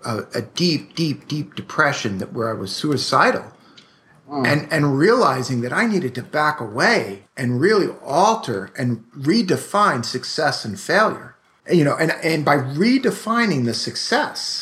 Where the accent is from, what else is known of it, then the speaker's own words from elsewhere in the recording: New York City, New York, United States; I'm from Brooklyn